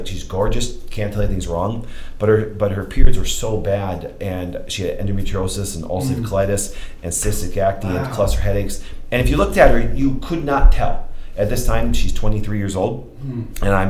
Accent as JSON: {"language": "English", "area": "Kerwitz", "region": "Wisconsin", "country": "United States", "tie": "born or raised there", "said": "I grew up in Kerwitz, Wisconsin, not far from here"}